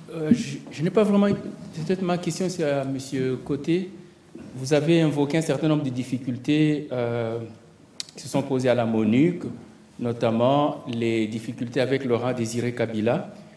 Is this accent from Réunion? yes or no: no; DR Congo; now in Montreal, Canada; La situation que nous connaissons au Congo, qui est mon pays d'origine